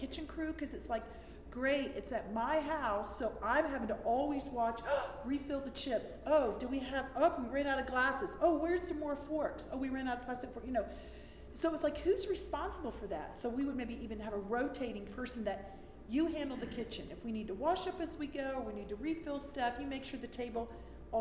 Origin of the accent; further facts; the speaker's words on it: Florida, United States; moved away as an adult; now in Germany; I was raised in Florida